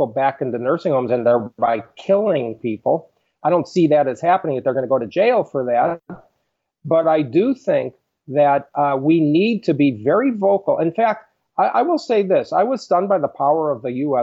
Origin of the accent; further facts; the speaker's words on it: Chicago, Illinois, United States; moved away; I grew up in Chicago